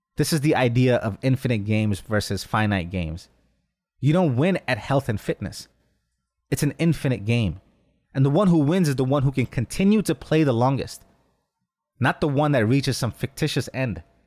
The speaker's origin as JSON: {"language": "English", "region": "New York", "country": "United States", "tie": "born or raised there", "said": "Growing up in New York, a short drive from Atlantic City casino trips"}